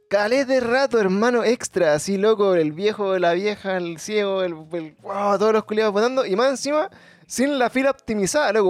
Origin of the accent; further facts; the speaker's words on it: Puente Alto, Santiago Metropolitan Region, Chile; also born or lived in La Florida; con los que yo crecí en Puente Alto, en la Florida